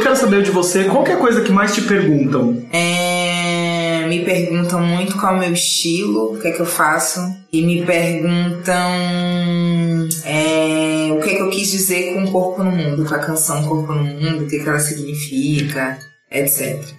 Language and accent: Portuguese; Salvador, Bahia, Brazil; moved away as an adult; now in São Paulo, Brazil; Eu sou de Salvador, com 25 anos comecei a decidir cantar